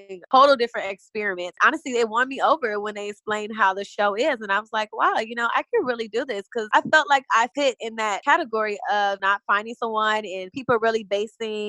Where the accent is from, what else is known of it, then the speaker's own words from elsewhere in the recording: Chicago, Illinois, United States; moved away; also born or lived in Atlanta; I'm originally from Chicago, Illinois